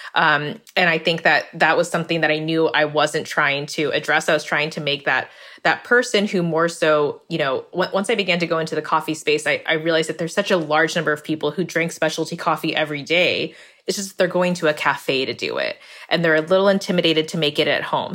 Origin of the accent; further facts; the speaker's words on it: California, United States; I grew up in California, but in a Vietnamese American household